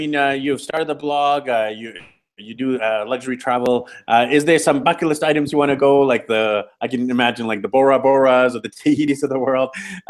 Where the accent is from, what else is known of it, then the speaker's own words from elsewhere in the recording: Vancouver, British Columbia, Canada; So I'm from Vancouver, BC, Canada. I'm used to having a stable, strong Wi-Fi connection.